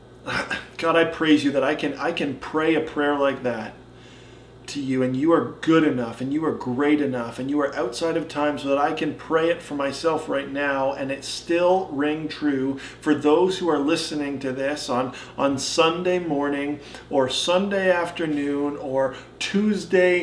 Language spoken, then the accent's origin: English; Caledonia, Ontario, Canada; also born or lived in North Bay, Ontario; now in Cambridge, Canada; I was growing up in Caledonia, and then I still see it here in Cambridge